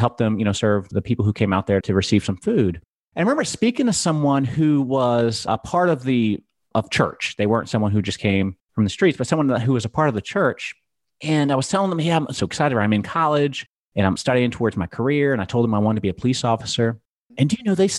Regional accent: Gloucester County, Virginia, United States; I am originally from Gloucester County, Virginia. So from the East Coast.

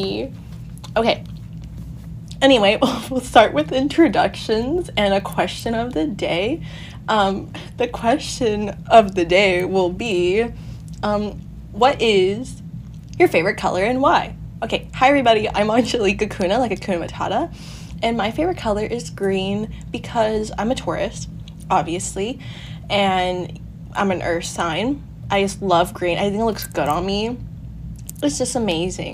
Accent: Huntington Beach, California, United States; I'm half always lived in Huntington Beach

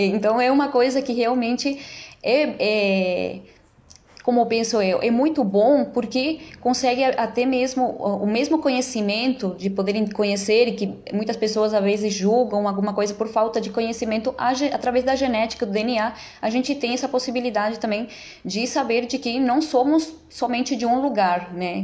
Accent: Uruguay; first language Spanish; Portuguese is a second language; also born or lived in Brazil; now in São Paulo, Brazil; eu sou uruguaia, naturalizada brasileira

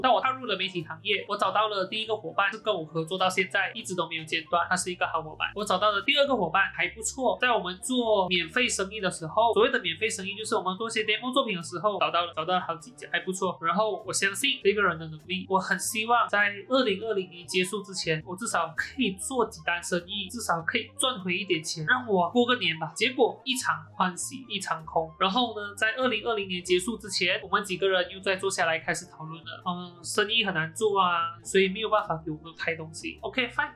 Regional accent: Malaysia; 我一个在马来西亚长大的小孩子

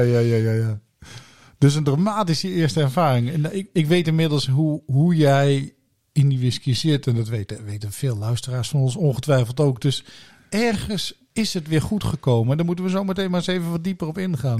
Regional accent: Blerik, Limburg, Netherlands; born or raised there

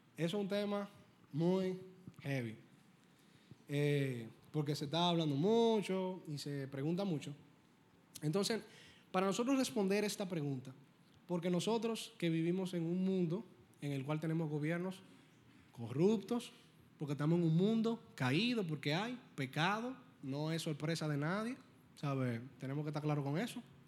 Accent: Dominican Republic; Primero yo soy cristiano y luego yo soy dominicano

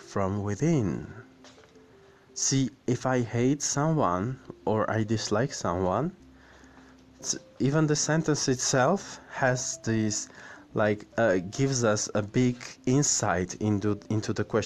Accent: Yerevan, Armenia; in my hometown, Yerevan

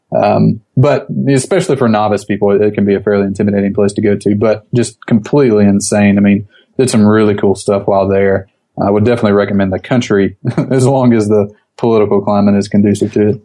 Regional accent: Gulf Coast, Alabama, United States; I grew up on the Gulf Coast

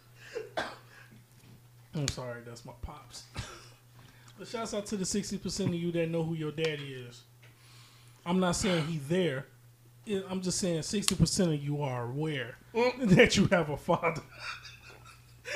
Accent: Chicago, Illinois, United States; I'm from Chicago

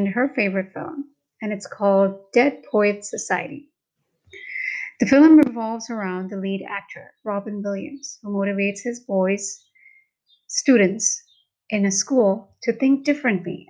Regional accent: Mumbai, Maharashtra, India; first language Hindi; English is a second language; I'm from India and born in Mumbai. Hindi is native to me

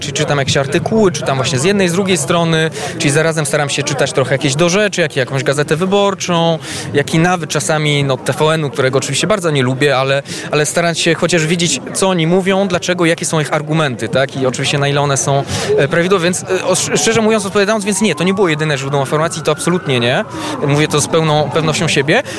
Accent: Belgium; moved away as an adult; now in Poland; się urodziłem w Belgii i tam no po prostu całe życie de facto spędziłem poza no, tymi, tymi ostatnimi latami

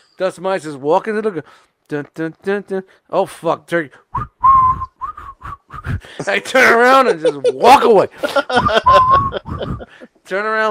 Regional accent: New York City, New York, United States; moved away; I'm from Brooklyn, and I'm used to pigeons and squirrels in the projects

